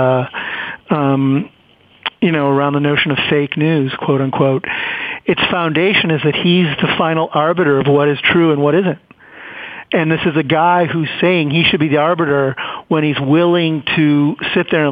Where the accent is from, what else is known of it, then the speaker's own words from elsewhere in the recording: Chicago, Illinois, United States; I grew up in Chicago